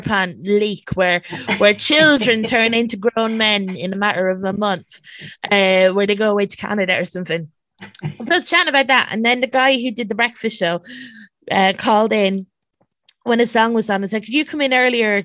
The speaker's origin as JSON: {"language": "English", "town": "Ballymore", "region": "Westmeath", "country": "Ireland", "tie": "born or raised there", "also_born_or_lived": "London"}